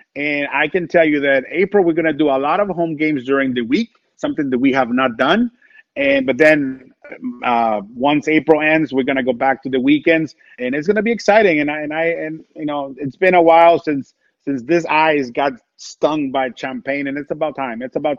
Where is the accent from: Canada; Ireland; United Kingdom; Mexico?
Mexico; Tijuana, Baja California; now in St. Louis, United States; a kid born and raised in Mexico, grew up playing baseball in Tijuana, grew up watching baseball in Tijuana.